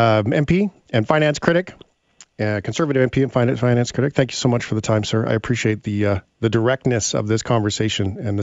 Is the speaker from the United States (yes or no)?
no; Canada; I could handle as a Canadian the answer that I disagree with being clear and concise